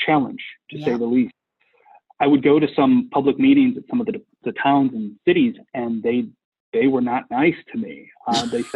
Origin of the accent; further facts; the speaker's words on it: Chicago, Illinois, United States; I'm from Chicago